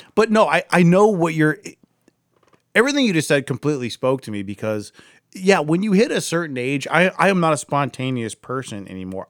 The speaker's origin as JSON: {"language": "English", "town": "Akron", "region": "Ohio", "country": "United States", "said": "I'm from Akron."}